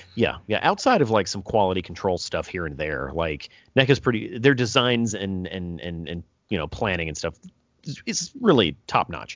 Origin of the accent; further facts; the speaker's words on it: United States; I'm American